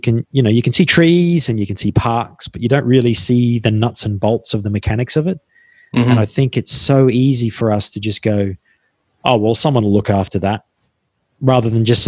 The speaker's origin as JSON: {"language": "English", "country": "Australia", "said": "I'm still Australian and I'm fundamentally quite primitive."}